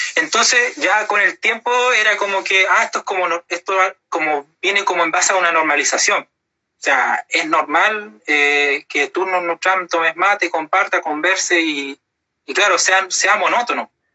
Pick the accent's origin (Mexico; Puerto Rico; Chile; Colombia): Chile; Puerto Montt, Los Lagos; me nací, me crié todo acá en Puerto Montt